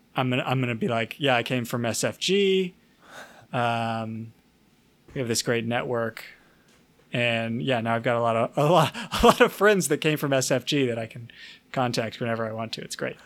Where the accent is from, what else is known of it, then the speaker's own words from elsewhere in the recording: the South, United States; I'm from the South.